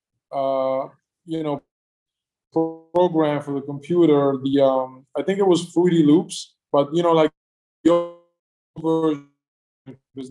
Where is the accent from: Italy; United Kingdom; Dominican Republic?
Italy; Milan, Lombardy; I'm from Milan